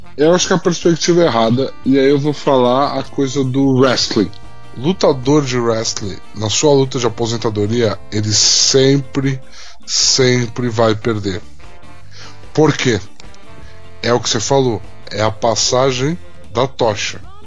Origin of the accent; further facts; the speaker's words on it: Brazil; nós como brasileiros